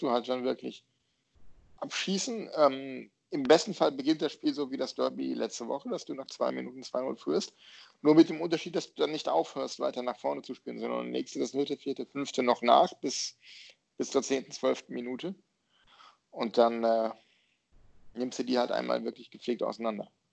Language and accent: German; North Rhine-Westphalia, Germany; ich bin Westfale.